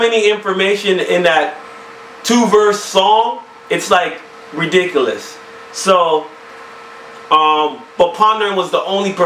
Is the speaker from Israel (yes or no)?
no; Canada; we're Canadian